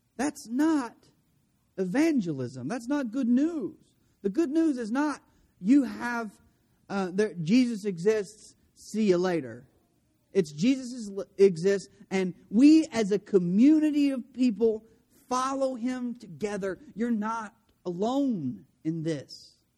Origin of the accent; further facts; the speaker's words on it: De Queen, Arkansas, United States; I grew up in DeQueen